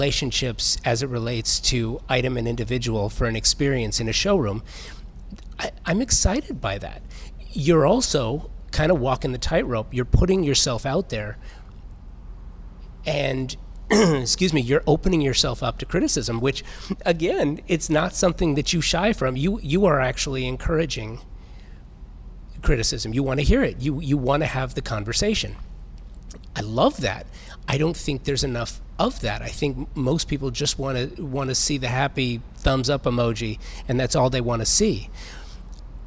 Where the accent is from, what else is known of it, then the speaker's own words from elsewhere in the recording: Los Angeles, California, United States; I'm a native Angeleno. Born and raised, moved around, but always come home